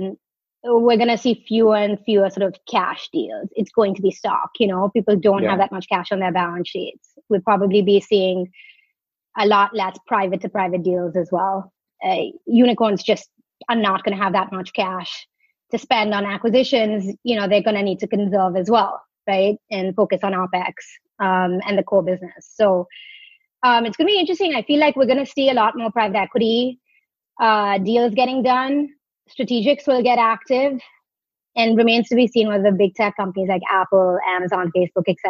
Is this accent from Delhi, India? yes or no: no; Mumbai, Maharashtra, India; moved away; I grew up in Bombay